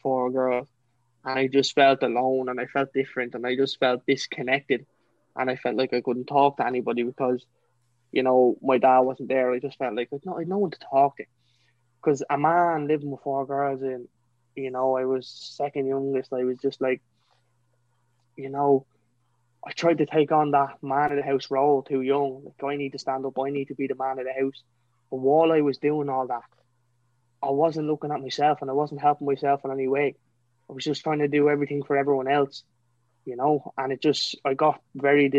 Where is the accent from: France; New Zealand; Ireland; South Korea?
Ireland; County Kildare; I'm from County Kildare, a little small place called Rockcoffee.